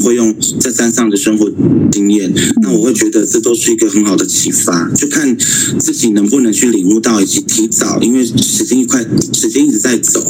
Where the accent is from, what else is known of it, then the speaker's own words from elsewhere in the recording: Xiabinlang community, Taitung County, Taiwan; moved away; 一直在东，下槟榔部落的俺巷，马卡卡鲁岸